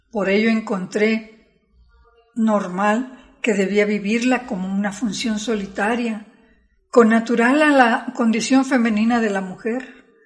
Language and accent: Spanish; San Luis Potosí, Mexico; Por ello viajamos a San Luis Potosí para esperarlo en mi tierra, Potosina.